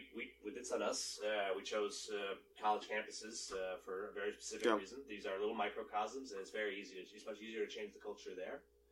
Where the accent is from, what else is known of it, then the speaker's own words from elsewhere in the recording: Maine, United States; I grew up in Maine. Where it was a very homophobic place.